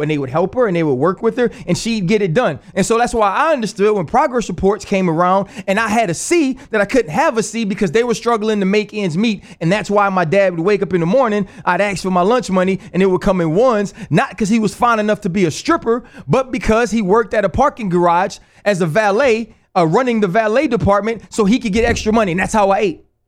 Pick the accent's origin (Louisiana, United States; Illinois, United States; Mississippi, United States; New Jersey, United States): Louisiana, United States; New Orleans; moved away; also born or lived in Pittsburgh; I was born in Algiers, Louisiana